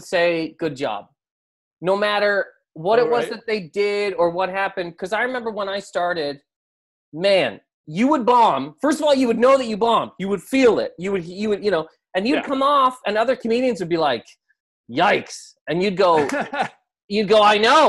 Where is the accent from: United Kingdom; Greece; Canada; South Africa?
Canada; I'm from Canada.